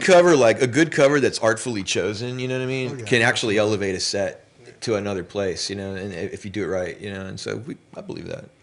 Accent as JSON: {"language": "English", "town": "Los Angeles", "region": "California", "country": "United States", "tie": "born or raised there", "said": "I grew up in Los Angeles."}